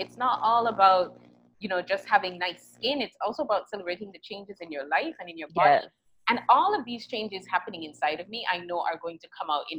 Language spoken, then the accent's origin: English; St. Kitts & Nevis; I'm from St. Kitts